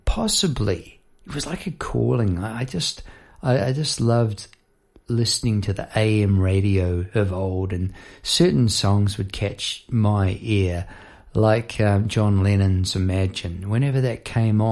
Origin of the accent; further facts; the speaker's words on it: Palmerston North, Manawatū-Whanganui, New Zealand; moved away as an adult; now in Melbourne, Australia; I now live in Melbourne, Australia. I've been over here for 20-odd years. But I grew up in New Zealand in Palmerston North